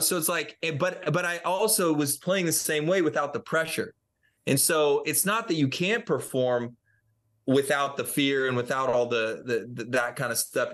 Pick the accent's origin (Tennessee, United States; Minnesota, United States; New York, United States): Tennessee, United States; Franklin; my hometown of Franklin, Tennessee